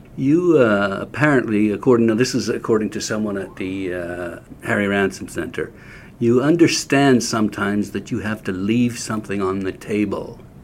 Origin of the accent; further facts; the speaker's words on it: Canada; I'm Canadian